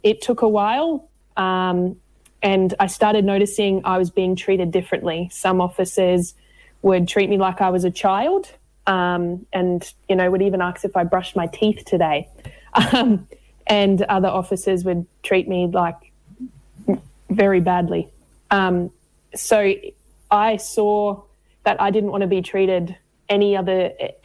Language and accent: English; Queensland, Australia; now in Victoria, Australia; I'm originally from Queensland, moved down to Victoria after some family violence and some trauma as well